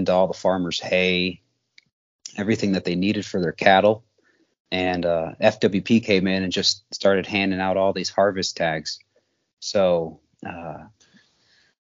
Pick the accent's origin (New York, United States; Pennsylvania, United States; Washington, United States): New York, United States; upstate; moved away as an adult; also born or lived in Montana; now in Great Falls, United States; I grew up in New York, upstate New York, and I've been in Montana